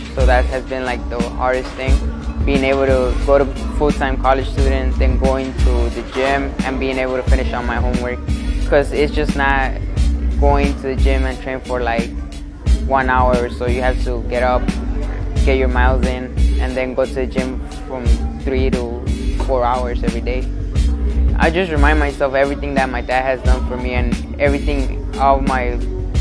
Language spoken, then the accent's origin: English; Chicago, Illinois, United States; English is a second language; also born or lived in Mexico; I'm from Chicago, Illinois. I started boxing when I was 9 years old because I got here to the United States from Mexico when I was 9, and I didn't really speak the language properly